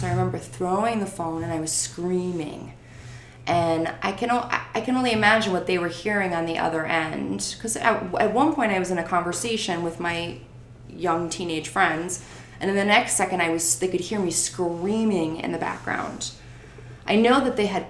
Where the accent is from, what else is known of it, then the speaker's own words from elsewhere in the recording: Naugatuck, Connecticut, United States; we lived in my hometown of Naugatuck at the time